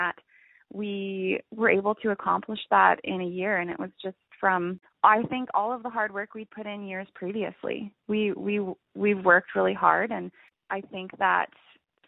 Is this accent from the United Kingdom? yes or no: no; Alberta, Canada; we're from Alberta